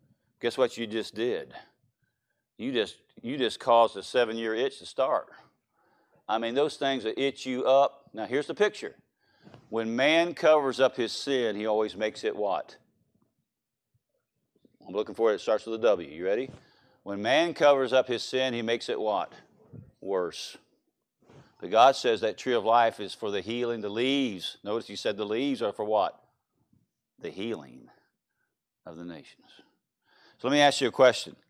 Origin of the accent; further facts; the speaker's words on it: Louisiana, United States; moved away; also born or lived in El Reno; I'm from Louisiana